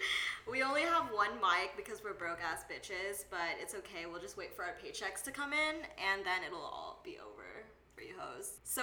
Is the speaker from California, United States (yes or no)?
no; Houston, Texas, United States; moved away as an adult; now in Los Angeles, United States; I'm 23, I'm Filipina, and I'm from Houston, Texas, and I just moved here to LA last August in 2018.